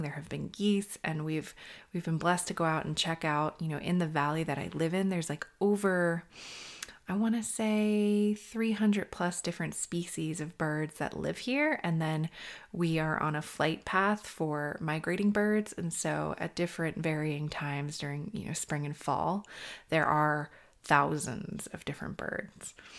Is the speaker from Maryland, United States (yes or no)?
no; New York, United States; I'm a New Yorker